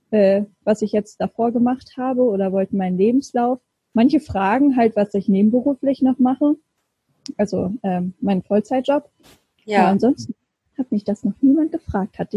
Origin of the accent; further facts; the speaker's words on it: Lower Saxony, Germany; now in Hamburg, Germany; ich bin eigentlich eine Niedersächsin und mhm. äh, bin leider keine Original-Hamburgerin. bin auch dazugezogen.